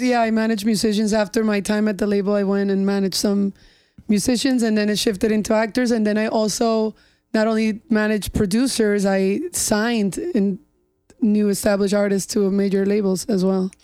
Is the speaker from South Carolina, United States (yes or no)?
no; North Shore, Long Island, New York, United States; also born or lived in Spain / Colombia / Miami; I grew up in the North Shore and I grew up with those beaches